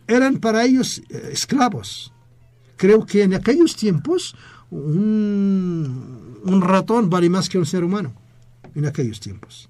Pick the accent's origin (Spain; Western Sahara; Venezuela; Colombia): Western Sahara; Fuimos colonia española y por esa razón somos el único país árabe de habla hispana.